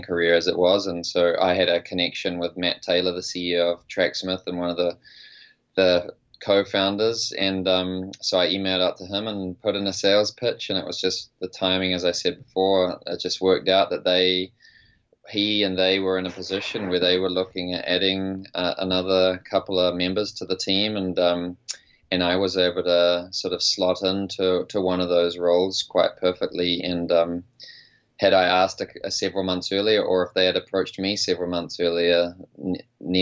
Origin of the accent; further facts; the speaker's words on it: New Zealand; now in United States; I'm a New Zealander who's based in America